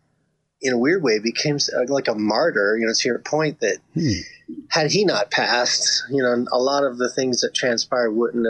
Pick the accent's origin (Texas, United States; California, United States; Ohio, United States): California, United States; San Francisco; I was born and raised in San Francisco